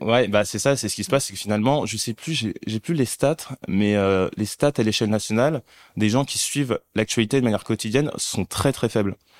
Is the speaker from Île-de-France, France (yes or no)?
yes; Paris, Île-de-France, France; also born or lived in Mali; je suis né au Mali. Mhm. j'ai grandi en cité dans un HLM. Mhm. Et ensuite, j'ai grandi aussi à Paris